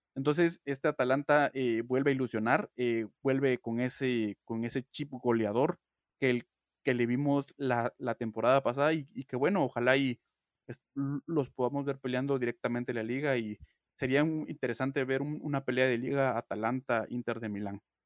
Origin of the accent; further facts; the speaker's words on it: Guatemala; todos somos guatemaltecos